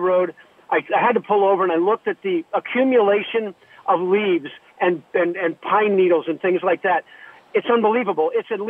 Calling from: Pleasanton, California, United States; I'm in Pleasanton right now.

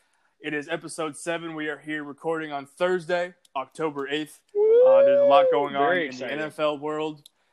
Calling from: Texas, United States; I'm checking in from Texas. It is a beautiful day here this afternoon.

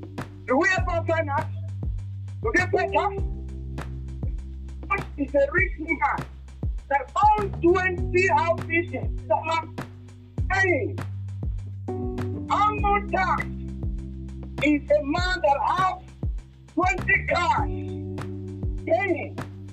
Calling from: Nigeria; I'm calling from Nigeria.

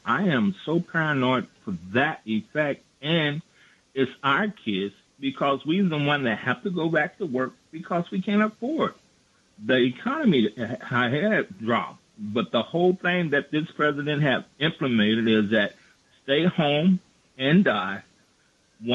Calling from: New York, United States; I'm from New York.

